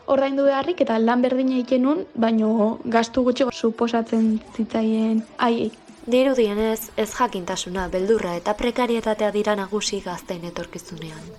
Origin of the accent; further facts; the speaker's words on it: Zarautz, Basque Country, Spain; zarauztarra naiz, eta hogeita bi urte dazkat.